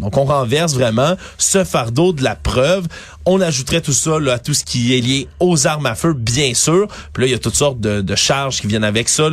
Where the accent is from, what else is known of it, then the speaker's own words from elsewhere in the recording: Montreal, Quebec, Canada; en tant que Montréalais